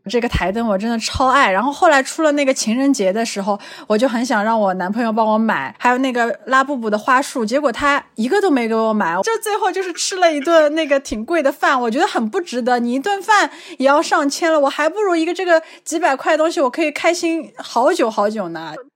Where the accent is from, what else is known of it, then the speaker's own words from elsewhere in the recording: Shanghai, China; 我来自上海，曾经是一名葡萄酒讲师